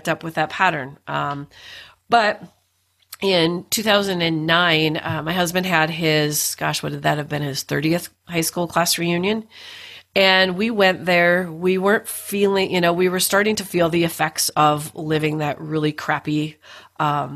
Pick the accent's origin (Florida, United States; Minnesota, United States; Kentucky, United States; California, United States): Minnesota, United States; Duluth; we were both born and raised in Duluth, Minnesota.